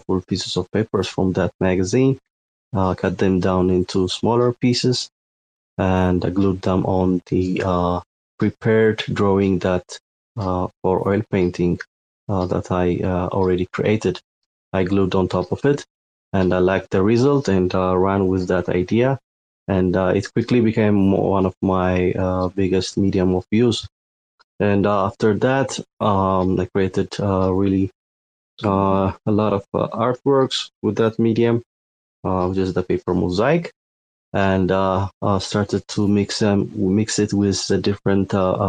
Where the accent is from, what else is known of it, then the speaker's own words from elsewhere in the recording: Ethiopia; I'm from Ethiopia, and Ethiopia is a landlocked country